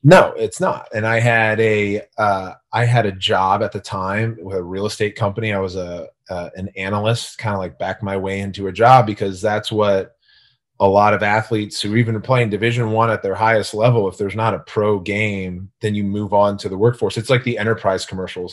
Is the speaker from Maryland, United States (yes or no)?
yes; Gaithersburg, Maryland, United States; I grew up in Gaithersburg, Maryland, so a small rural town in, outside of D C.